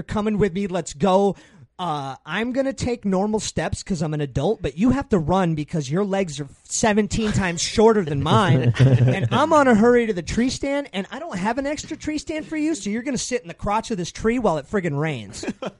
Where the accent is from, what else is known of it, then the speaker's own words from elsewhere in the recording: Exeter, New Hampshire, United States; also born or lived in Stratham, New Hampshire; My mother and I, we moved from Stratham to New Hampshire.